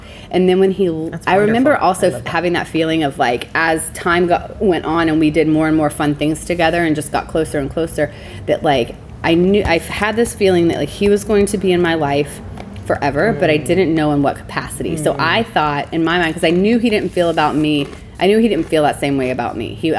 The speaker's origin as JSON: {"language": "English", "region": "Alabama", "country": "United States", "tie": "born or raised there", "moved": "yes", "lives_now": "Seattle, United States", "said": "I grew up in Alabama"}